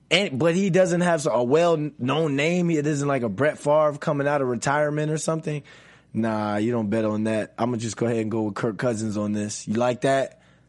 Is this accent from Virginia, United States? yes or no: yes; Virginia, United States; I'm from Virginia